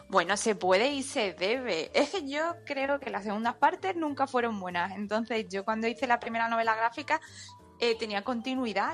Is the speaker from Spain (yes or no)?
yes; Spain; todos tus amigos son españoles, pero tus padres son chinos